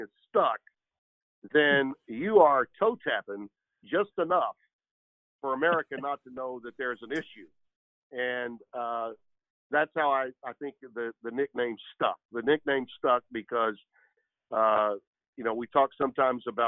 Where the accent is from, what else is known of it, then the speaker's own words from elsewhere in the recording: the South, United States; moved away as an adult; also born or lived in Connecticut; I was born and raised in the South